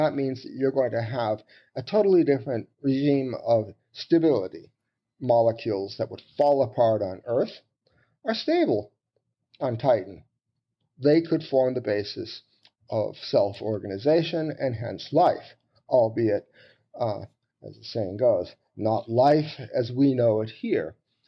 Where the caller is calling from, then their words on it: St. Paul, Minnesota, United States; I'm calling you from St. Paul in Minnesota in the U.S.